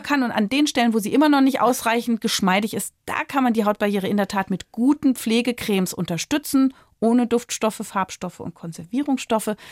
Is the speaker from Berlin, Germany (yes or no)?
yes; Berlin, Germany; ich komme aus Berlin